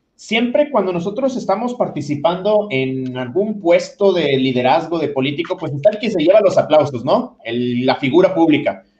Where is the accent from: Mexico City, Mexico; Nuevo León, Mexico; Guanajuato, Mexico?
Nuevo León, Mexico; aquí en, Nuevo León, yo soy de Nuevo León